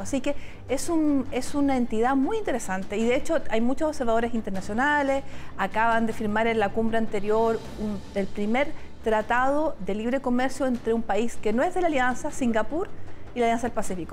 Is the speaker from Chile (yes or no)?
yes; Chile